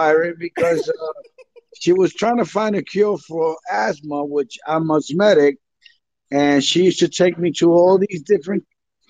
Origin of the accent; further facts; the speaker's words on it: New York City, New York, United States; English is a second language; also born or lived in Dominican Republic; I grew up in the Bronx. I came to the States in 1967, and I learned my English from school in the streets.